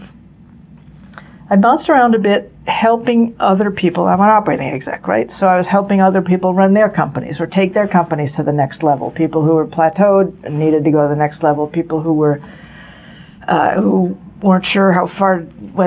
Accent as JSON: {"language": "English", "town": "Newton", "region": "Massachusetts", "country": "United States", "tie": "born or raised there", "said": "We grew up in Newton, which is a suburb, you know, not far from Cambridge."}